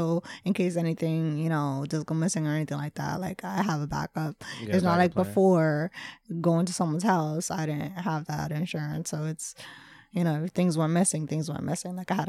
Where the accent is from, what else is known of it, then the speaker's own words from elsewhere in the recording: Hamilton, New Jersey, United States; So I grew up in Hamilton, New Jersey.